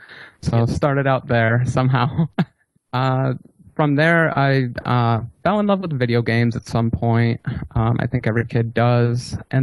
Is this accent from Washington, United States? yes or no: yes; Seattle, Washington, United States; I'm from Seattle, Washington.